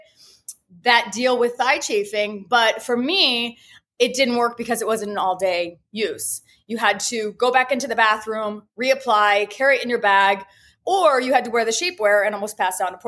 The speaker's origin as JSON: {"language": "English", "region": "Ohio", "country": "United States", "also_born_or_lived": "Miami", "moved": "as an adult", "lives_now": "Fort Lauderdale, United States", "said": "I'm originally from Ohio. I went to cosmetology school there and ended up moving by myself to Miami."}